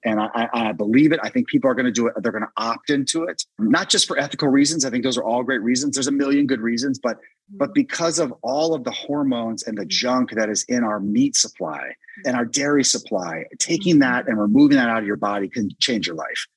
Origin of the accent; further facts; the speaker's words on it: Washington, District of Columbia, United States; my hometown of DC